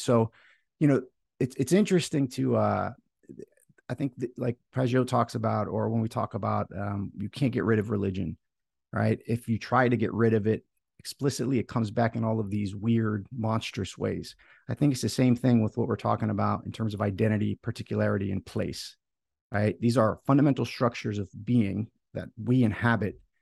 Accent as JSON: {"language": "English", "region": "Florida", "country": "United States", "tie": "born or raised there", "said": "I'm um, here in Florida, right, in the United States, and my family um, for you know, time immemorial was from Greece. My my parents moved here when um, my, my, my mom was pregnant"}